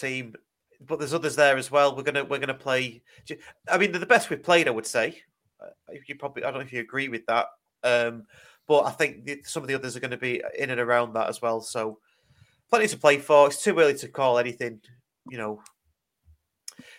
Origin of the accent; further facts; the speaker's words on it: United Kingdom; accent: northern; my northern accent